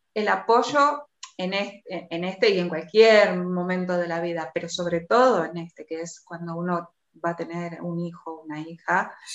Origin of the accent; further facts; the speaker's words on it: Argentina; now in Spain; yo soy argentina y vengo de una sociedad que, fue colonia